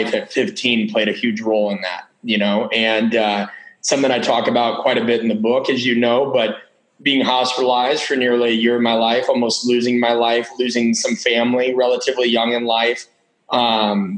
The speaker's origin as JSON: {"language": "English", "town": "Omaha", "region": "Nebraska", "country": "United States", "tie": "born or raised there", "said": "I grew up in Omaha, which is about 1 million people."}